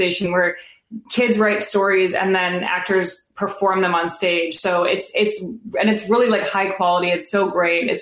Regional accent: Evanston, Illinois, United States; moved away as an adult; also born or lived in New York; now in Los Angeles, United States; I grew up in Evanston, which is outside of Chicago

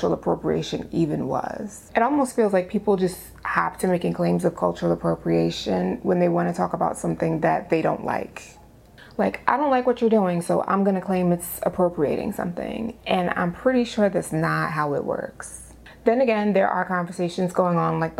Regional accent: New York City, New York, United States; I'm from the Bronx.

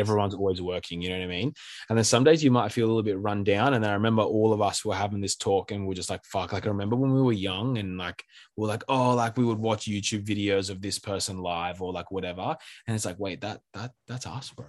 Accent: Sydney, New South Wales, Australia; We're both from Sydney, and we, like, grew up together.

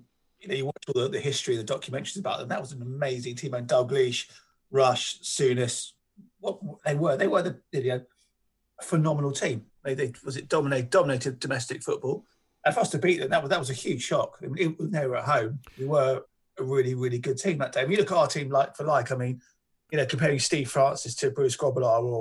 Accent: London, United Kingdom; growing up in North London

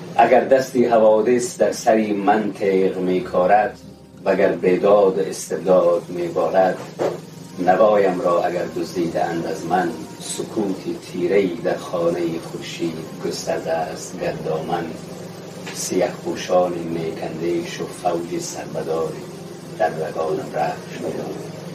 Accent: Badakhshan, Afghanistan; من از بدخشانم

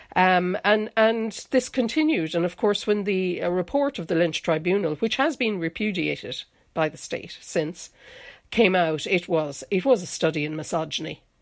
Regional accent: North Kerry, Munster, Ireland; now in Dublin, Ireland; I'm actually from North Kerry

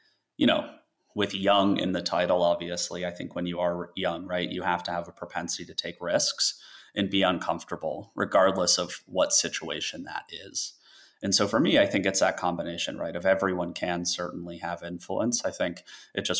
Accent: Colorado, United States; moved away; I grew up in Colorado

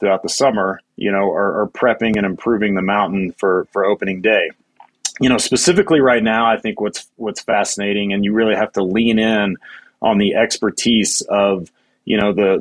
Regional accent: Nashville, Tennessee, United States; moved away as an adult; also born or lived in Telluride, Colorado; now in Taos, United States; I grew up in Nashville, Tennessee, of all places.

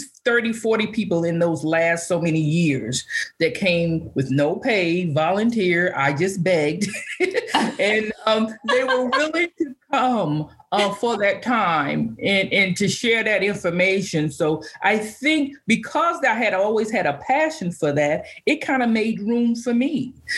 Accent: Valdosta, Georgia, United States; I come from Valdosta, Georgia. I had worked 6 or 7 years there.

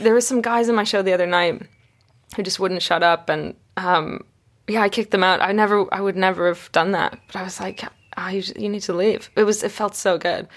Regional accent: Canada; I grew up in Canada

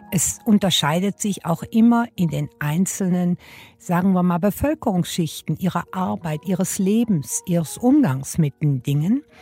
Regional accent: Düsseldorf, North Rhine-Westphalia, Germany; born there; Ich bin in Düsseldorf geboren und zwar an der berühmten Königsallee.

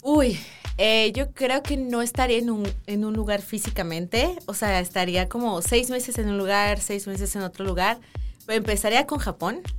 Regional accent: Mexico City, Mexico; nací en Ciudad de México

